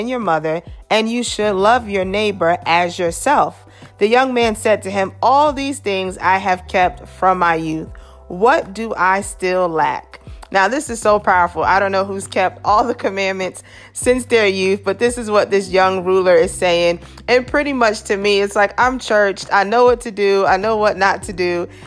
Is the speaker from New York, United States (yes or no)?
yes; New York City, New York, United States; Growing up in Brooklyn